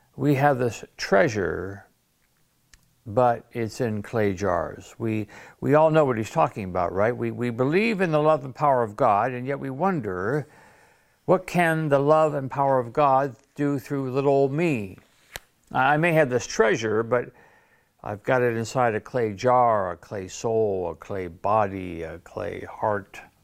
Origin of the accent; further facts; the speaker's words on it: Detroit, Michigan, United States; now in Sarasota, United States; I grew up in Detroit